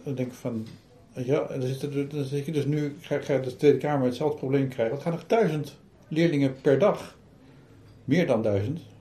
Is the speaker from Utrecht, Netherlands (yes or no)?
yes; Utrecht, Netherlands; ik kom uit Utrecht.